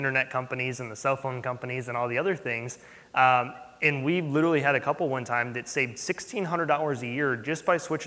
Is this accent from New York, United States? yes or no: no; St. Louis, Missouri, United States; We're from St. Louis